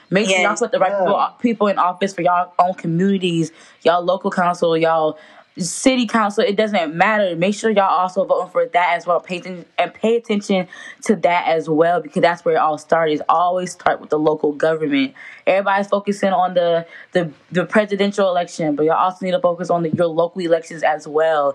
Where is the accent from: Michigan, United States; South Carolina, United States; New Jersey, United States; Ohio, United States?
South Carolina, United States; we're all from South Carolina and we are currently in South Carolina